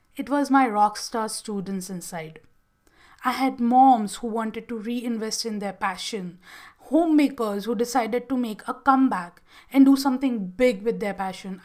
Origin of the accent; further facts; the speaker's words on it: Gujarat, India; moved away as an adult; also born or lived in Bangalore; I had moved from my hometown in Gujarat and shifted to Bangalore